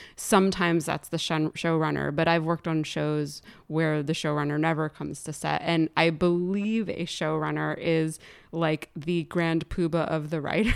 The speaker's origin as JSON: {"language": "English", "town": "Morristown", "region": "New Jersey", "country": "United States", "tie": "born or raised there", "said": "I was born in the Morristown Memorial Hospital"}